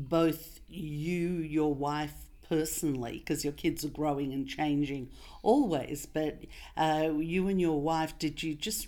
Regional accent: Russia; now in Australia; I was born in Russia

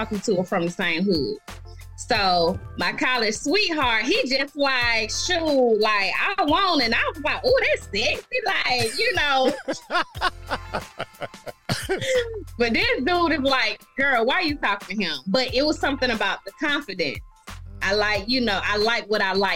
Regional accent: Decatur, Georgia, United States; I'm from Atlanta, Decatur, to be exact

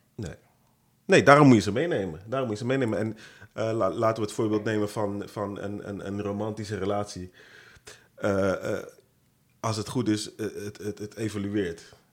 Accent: Rotterdam, South Holland, Netherlands; Geboren getogen in een van de mooiste steden van, van het land, zeg ik heel trots, Rotterdam.

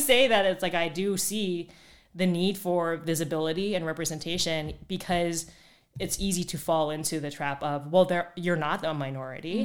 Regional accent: Phoenix, Arizona, United States; moved away as an adult; also born or lived in Minneapolis, Minnesota; now in Oakland, United States; born and raised in Phoenix, Arizona, went to Arizona State

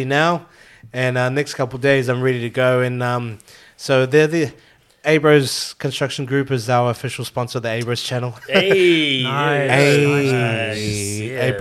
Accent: New Zealand; now in Australia; I'm actually Filipino. I know, I don't sound Filipino. But Filipino. I was raised in New Zealand. My parents are from Philippines

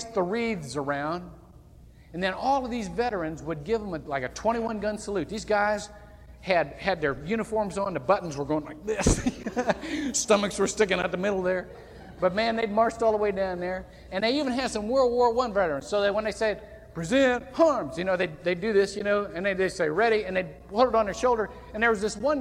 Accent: Shelby, Ohio, United States; now in Longwood, United States; Shelby, Ohio is a town of only about, that's my hometown, only about 8,000 to 10,000 people

